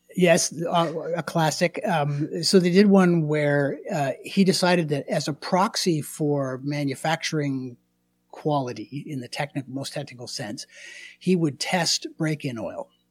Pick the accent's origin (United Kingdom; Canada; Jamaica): Canada; I'm Canadian.